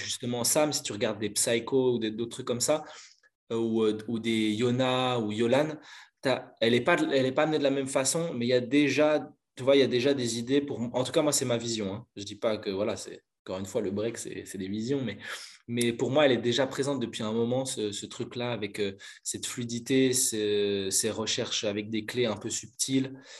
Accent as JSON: {"language": "French", "country": "Belgium", "tie": "born or raised there", "said": "Je suis originaire de Belgique, je suis pas loin de, pas loin de Bruxelles, je dirais 20 minutes de Bruxelles."}